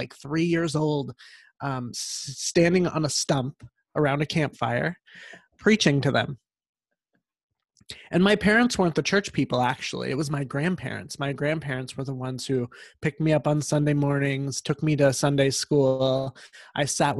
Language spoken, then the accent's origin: English; Central Valley, California, United States; I grew up not far from here, about an hour and a half into the Central Valley of a farming community